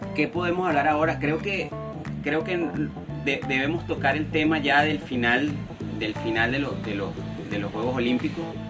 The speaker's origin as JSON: {"language": "Spanish", "country": "Venezuela", "said": "nuestra perspectiva como venezolanos"}